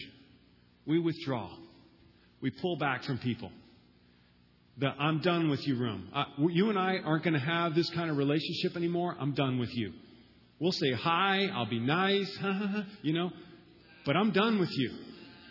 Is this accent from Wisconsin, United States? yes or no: no; Florida, United States; moved away as an adult; also born or lived in Boston; I'm from Florida